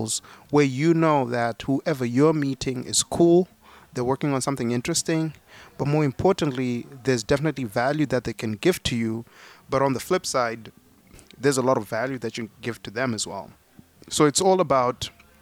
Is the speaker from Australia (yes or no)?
no; Zimbabwe; now in United States; I was born in Zimbabwe. I came to America with only $40 in my pocket